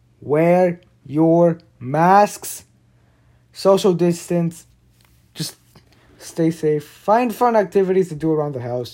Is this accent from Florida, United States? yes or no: yes; Miami, Florida, United States; that's saying something because I'm from Miami and they were our rivals through the decade